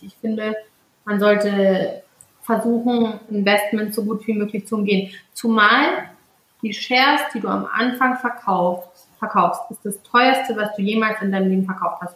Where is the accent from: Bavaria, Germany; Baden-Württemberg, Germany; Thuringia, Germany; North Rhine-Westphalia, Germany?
North Rhine-Westphalia, Germany; Cologne; Ich bin auch mit vielen Bloggern so aufgewachsen in dem Sinne, weil ich aus Köln komme